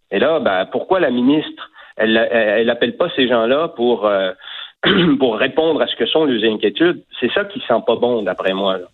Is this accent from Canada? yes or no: yes; Quebec, Canada; chez nous, au Saguenay-Lac-Saint-Jean